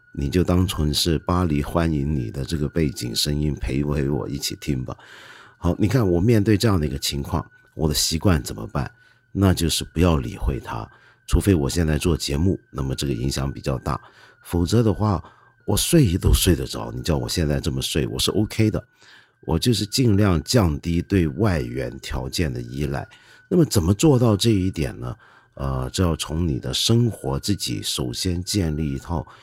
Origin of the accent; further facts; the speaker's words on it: China; 我们中国人有个习惯